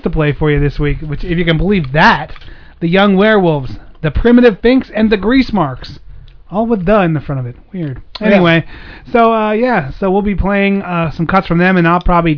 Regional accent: United States; as an American

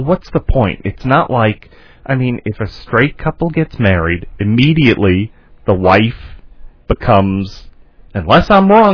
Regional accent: New York, United States; moved away; my home state of New York

